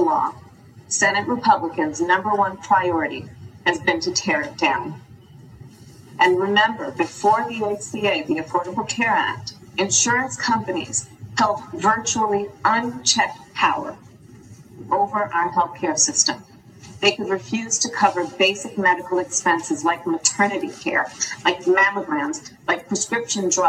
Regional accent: California, United States; this kid growing up in California

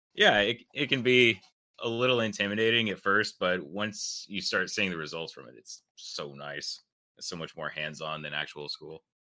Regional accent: South Carolina, United States; I'm from South Carolina.

